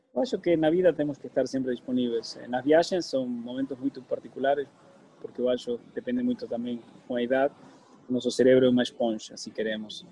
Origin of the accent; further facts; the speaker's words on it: Argentina; Portuguese is a second language; now in Portugal; eu cresci com uma família libanesa na Argentina